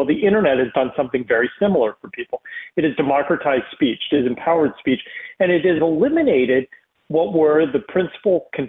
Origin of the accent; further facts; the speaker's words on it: East Coast, United States; moved away as an adult; also born or lived in Texas; I was a Jew growing up in the East Coast